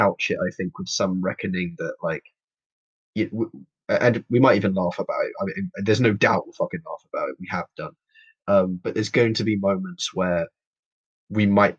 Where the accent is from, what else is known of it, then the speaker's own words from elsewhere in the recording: London, United Kingdom; I'm born and raised in London, from London, Hackney specifically. East London.